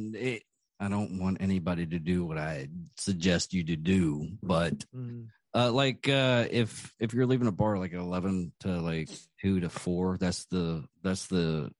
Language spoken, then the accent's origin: English; Wichita Falls, Texas, United States; Abilene is 3 hours away from Wichita Falls, my hometown.